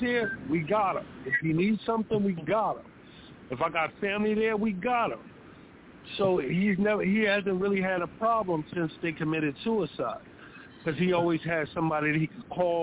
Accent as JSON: {"language": "English", "town": "New York City", "region": "New York", "country": "United States", "also_born_or_lived": "South Carolina", "moved": "yes", "said": "my battle zones and my war zones came from Harlem, New York."}